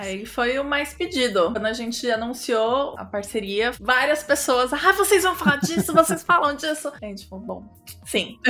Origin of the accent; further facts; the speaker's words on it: Brazil; now in Sorocaba, Brazil; sendo brasileira